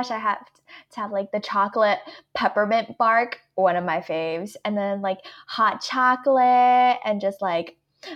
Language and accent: English; Atlanta, Georgia, United States; my inner southerner, I'm from Atlanta